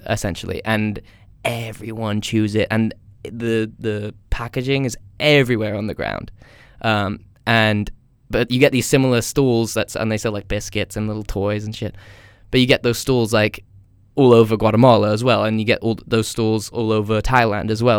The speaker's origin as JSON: {"language": "English", "country": "United States", "moved": "yes", "said": "I'm from America."}